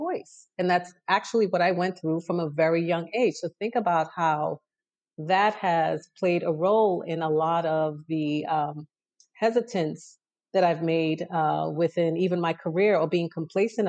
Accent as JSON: {"language": "English", "town": "New York City", "region": "New York", "country": "United States", "tie": "born or raised there", "also_born_or_lived": "Trinidad and Tobago", "said": "Crown Heights is where I grew up for the first 10 years of my life"}